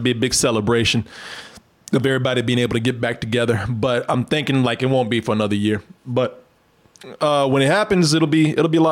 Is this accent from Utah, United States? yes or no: no; Waco, Texas, United States; my hometown of Waco